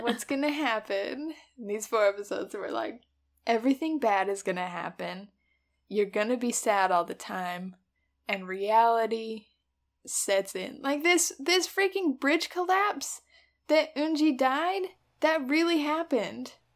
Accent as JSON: {"language": "English", "country": "United States", "said": "as an American"}